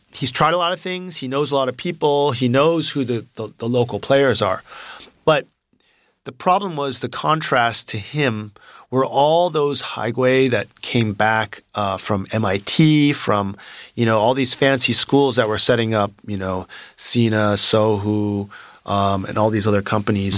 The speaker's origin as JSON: {"language": "English", "town": "Palo Alto", "region": "California", "country": "United States", "tie": "born or raised there", "moved": "as an adult", "lives_now": "China", "said": "I grew up in Palo Alto"}